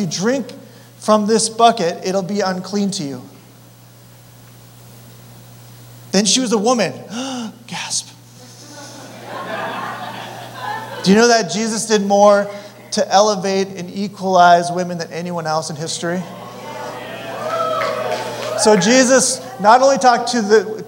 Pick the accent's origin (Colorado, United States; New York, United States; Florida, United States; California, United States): Colorado, United States; I'm from Colorado